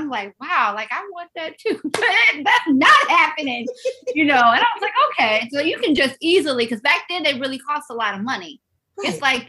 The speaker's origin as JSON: {"language": "English", "town": "St. Louis", "region": "Missouri", "country": "United States", "tie": "born or raised there", "said": "I grew up in St. Louis, Missouri"}